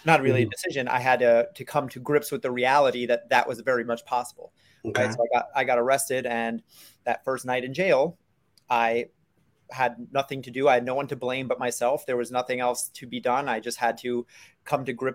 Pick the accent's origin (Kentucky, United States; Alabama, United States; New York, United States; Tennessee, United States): New York, United States; New York City; I grew up in New York City